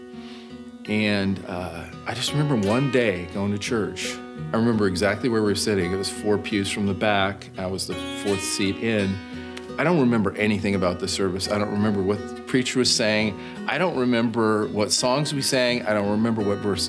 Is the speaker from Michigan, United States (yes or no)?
no; Bend, Oregon, United States; I grew up in Bend, Oregon